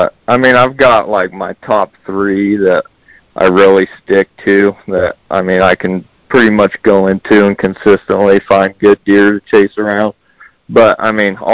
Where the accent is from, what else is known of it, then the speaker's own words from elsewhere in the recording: Tucson, Arizona, United States; I'm born and raised in Tucson. I'm still here